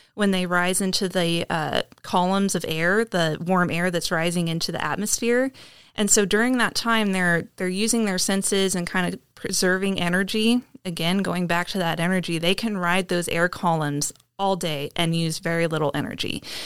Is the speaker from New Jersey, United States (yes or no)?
no; Kansas, United States; I grew up in Kansas, um, along, like, the Decatur County